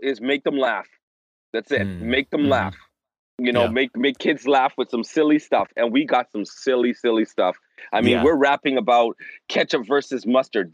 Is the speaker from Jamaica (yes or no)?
no; Toronto, Ontario, Canada; moved away as an adult; now in Florida, United States; I was born in Toronto, and I was not born in the ghetto part of Toronto. I was born in the suburbs